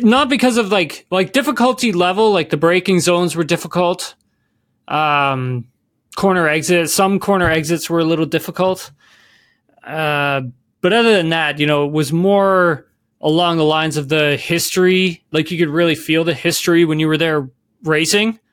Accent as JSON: {"language": "English", "town": "Keene", "region": "Ontario", "country": "Canada", "said": "I'm from Keene, Ontario"}